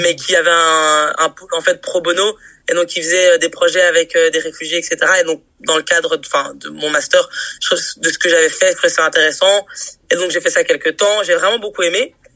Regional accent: Brussels, Brussels-Capital Region, Belgium; je suis née à Bruxelles, j'ai grandi à Bruxelles, j'ai étudié à Bruxelles

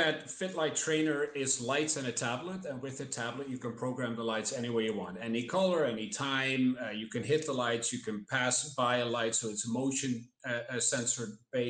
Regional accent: Netherlands; now in Miami, United States; I'm from the Netherlands. I grew up watching soccer, obviously, from the south, from Eindhoven

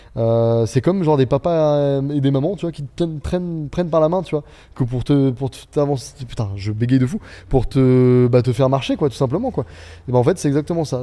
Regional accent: Beaune, Bourgogne-Franche-Comté, France; moved away as an adult; also born or lived in Dijon / Angers; on vient tous de l'Est, mais tous

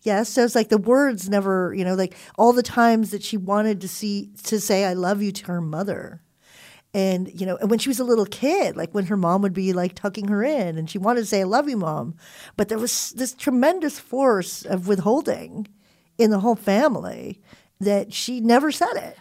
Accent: Southern California, United States; also born or lived in Philippines / Hawaii; we were kids who were growing up in Southern California.

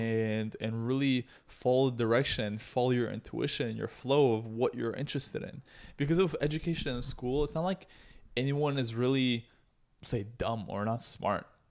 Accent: Toronto, Ontario, Canada; also born or lived in Russia; I'm an immigrant from Russia who grew up in Canada

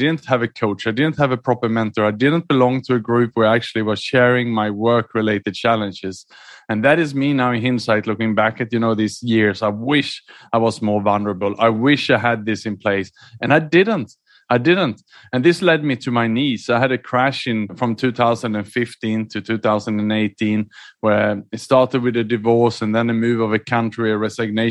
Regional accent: Sweden; moved away; also born or lived in Australia / Southeast Asia / London; I was born in Sweden, educated in Australia, and then I lived and worked mainly in Southeast Asia the last 15 years.

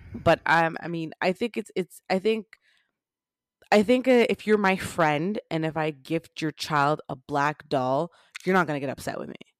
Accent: Jamaica; I'm Jamaican.

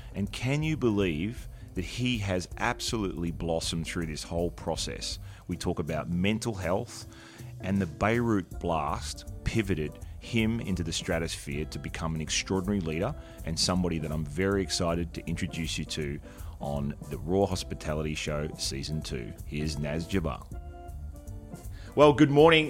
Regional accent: Australia; as an Australian

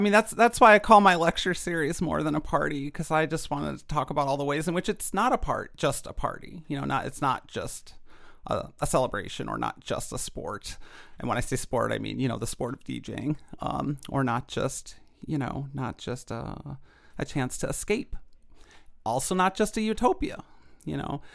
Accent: Chicago, Illinois, United States; I grew up in Chicago in the nineties

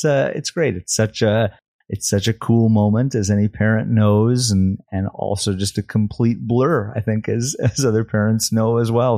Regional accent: Chicago, Illinois, United States; moved away as an adult; now in Kalispell, United States; I'm originally from the Chicago area and spent most of my life, at least the years not in Montana, back there

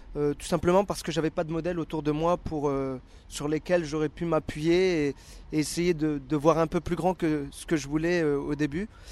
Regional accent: Dunkirk, Hauts-de-France, France; moved away as an adult; also born or lived in Paris region; Je suis issu du nord de la France, dans une ville qui s'appelle Dunkerque

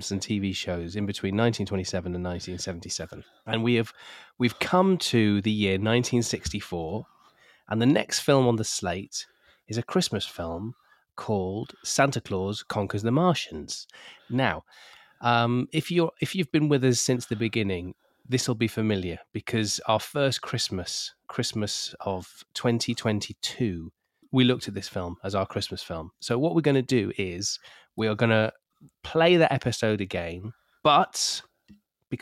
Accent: United Kingdom; We're British

